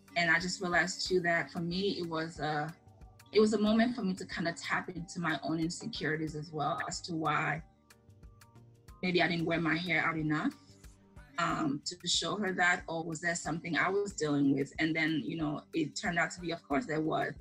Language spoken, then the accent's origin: English; Sierra Leone; moved away; growing up in Sierra.